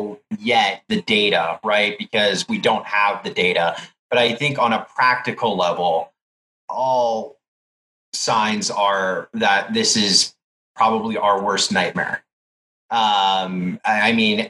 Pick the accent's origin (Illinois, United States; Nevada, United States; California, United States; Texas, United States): Nevada, United States; Clark County; my hometown here in Clark County, Nevada